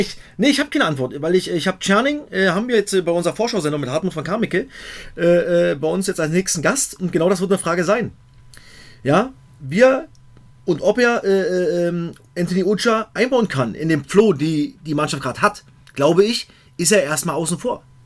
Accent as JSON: {"language": "German", "town": "Cottbus", "region": "Brandenburg", "country": "Germany", "tie": "born or raised there", "said": "Aus meinem Heimatdorf Merzdorf aus Cottbus"}